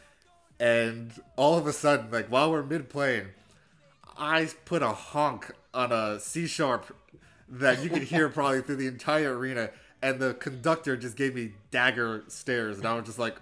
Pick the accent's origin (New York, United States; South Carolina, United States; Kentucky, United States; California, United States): New York, United States; New York City; Born and raised in Brooklyn